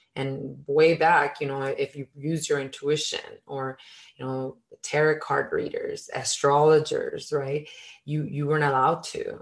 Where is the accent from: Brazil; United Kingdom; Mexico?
Mexico; I was born in Mexico, and in our culture